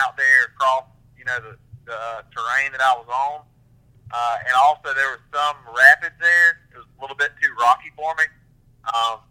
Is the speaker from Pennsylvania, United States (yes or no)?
no; Bulloch County, Georgia, United States; I'm from Bullitt County, Georgia, originally